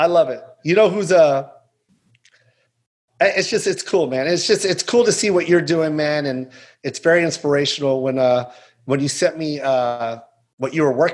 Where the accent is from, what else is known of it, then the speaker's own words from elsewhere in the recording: Tacoma, Washington, United States; We come from Tacoma when it was extremely grimy.